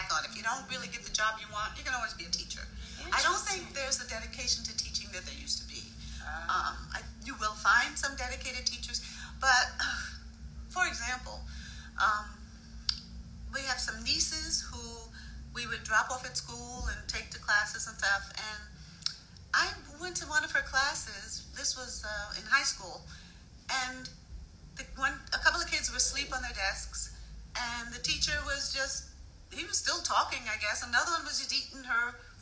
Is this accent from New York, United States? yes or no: yes; New York City, New York, United States; I was raised in New York